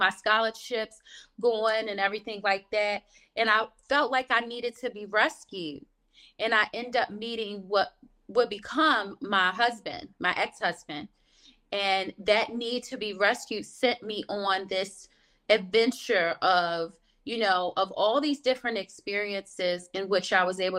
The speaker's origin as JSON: {"language": "English", "town": "Baltimore", "region": "Maryland", "country": "United States", "tie": "born or raised there", "said": "I grew up in Baltimore, Maryland"}